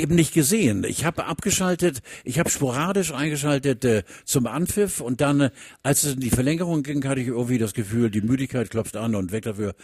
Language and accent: German; Hamburg, Germany; ich komme aus Hamburg